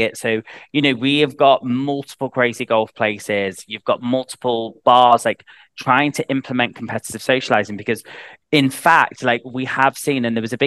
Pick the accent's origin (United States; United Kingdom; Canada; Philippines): United Kingdom; the north of England; accent: Northern English; I've got a Northern English accent. I'm from the North.